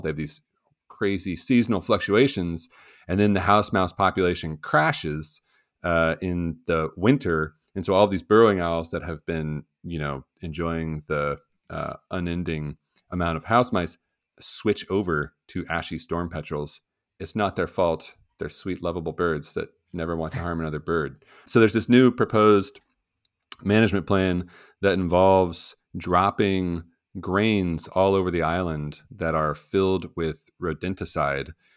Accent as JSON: {"language": "English", "region": "West Virginia", "country": "United States", "tie": "born or raised there", "said": "my home state of West Virginia"}